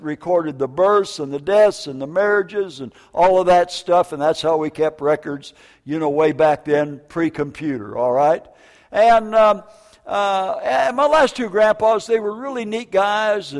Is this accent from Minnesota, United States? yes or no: yes; Minneapolis, Minnesota, United States; also born or lived in Vancouver, Washington / northern Wisconsin; northern Wisconsin and Minneapolis, Minnesota